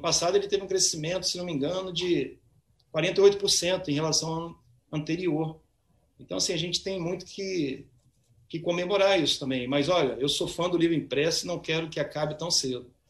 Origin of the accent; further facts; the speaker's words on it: Cachoeiro de Itapemirim, Espírito Santo, Brazil; now in Vitória, Brazil; eu nasci em Cachoeiro, cachoeirense, né? bairrista, mas estou radicado em Vitória já há um bom tempo